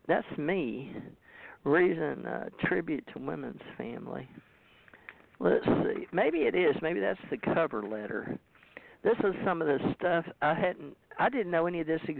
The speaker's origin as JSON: {"language": "English", "area": "Ouachita Parish", "region": "Louisiana", "country": "United States", "tie": "born or raised there", "said": "I was born 10 pounds and 3 ounces at 11:30 on December 26, 1951 in Washita Parish."}